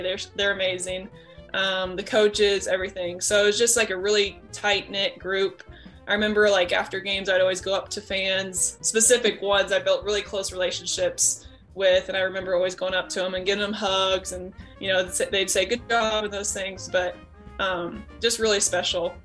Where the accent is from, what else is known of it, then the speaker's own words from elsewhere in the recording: McPherson, Kansas, United States; also born or lived in Nebraska / Colorado / Oklahoma / Leavenworth, Kansas; I lived in McPherson since I was about four or five years old, um, somewhere around there. And so it basically was my home. Um, so not born there, but raised there all the way through grade school, um, K through 12